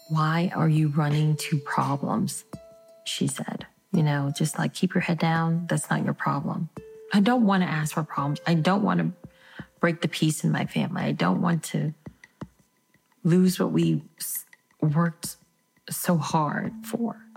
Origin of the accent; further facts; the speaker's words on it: New Orleans, Louisiana, United States; I was born and raised on the West Bank of New Orleans. I'm Vietnamese American. I'm a child of refugees.